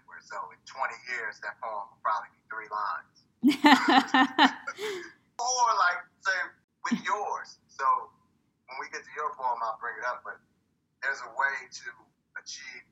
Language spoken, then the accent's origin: English; Oakland, California, United States; also born or lived in New York; now in Paris, France; I grew up in Oakland and was in public schools